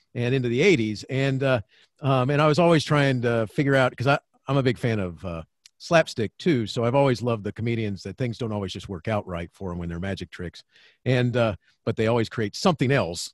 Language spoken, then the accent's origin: English; Florida, United States; I grew up in Florida.